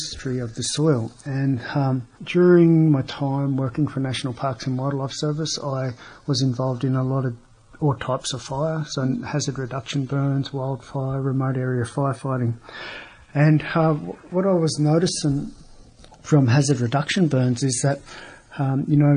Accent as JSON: {"language": "English", "town": "Bega", "region": "New South Wales", "country": "Australia", "tie": "born or raised there", "said": "I grew up here in Bega"}